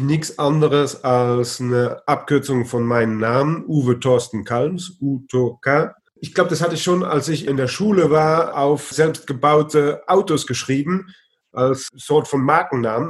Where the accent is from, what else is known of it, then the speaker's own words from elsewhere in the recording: Heidelberg, Baden-Württemberg, Germany; moved away as an adult; also born or lived in Luxembourg / Brussels, Belgium / France; now in Vught, Netherlands; meine Heimatstadt Heidelberg